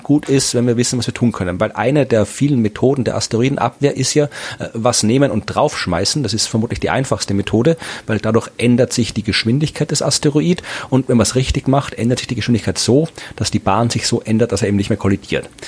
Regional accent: Krems, Lower Austria, Austria; in Krems, meiner Heimatstadt

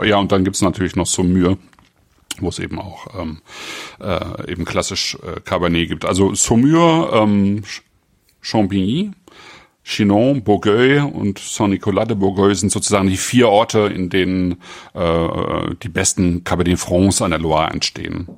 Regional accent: Germany; bei uns in Deutschland

